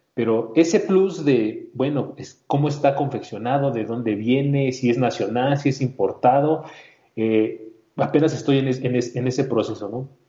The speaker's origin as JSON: {"language": "Spanish", "region": "Mexico City", "country": "Mexico", "said": "yo soy también aquí de la Ciudad de México"}